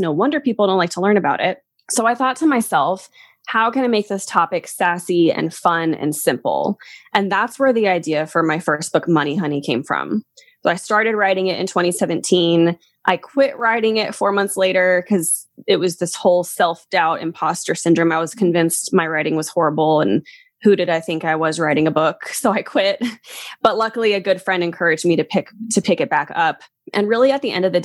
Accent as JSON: {"language": "English", "region": "Kentucky", "country": "United States", "tie": "born or raised there", "also_born_or_lived": "Colorado", "accent": "Southern", "moved": "as an adult", "said": "I lived in Kentucky for most of my life. So that's what I consider my hometown"}